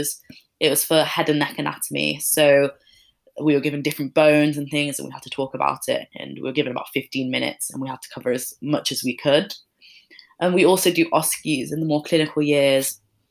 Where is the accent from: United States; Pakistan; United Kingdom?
United Kingdom; Leeds, Yorkshire and the Humber; moved away as an adult; now in Birmingham, United Kingdom; I'm from Leeds